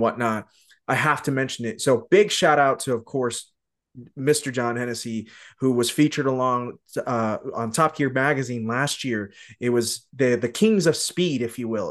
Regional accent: Tucson, Arizona, United States; I grew up in Tucson, uh, which is just south of H, uh, of Phoenix

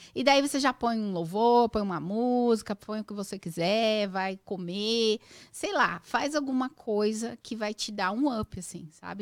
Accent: São Paulo, Brazil; moved away as an adult; now in United States; Eu nasci mesmo no Carandiru, tinha um hospital, no, uhum. uma maternidade no bairro do Carandiru

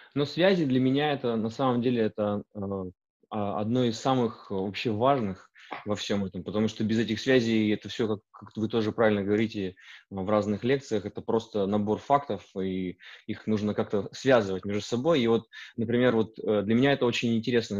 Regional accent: Urals, Russia; moved away as an adult; also born or lived in Perm; now in Canada; я сам родился на Урале, а, и как бы волей судьбы и моих а, выборов оказался в Канаде.

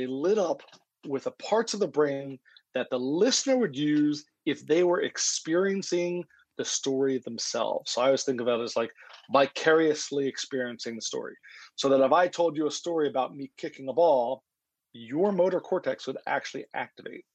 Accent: Philadelphia, Pennsylvania, United States; I'm from Philadelphia

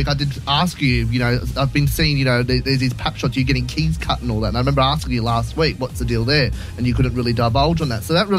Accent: Gosford, New South Wales, Australia; I'm from Gosford.

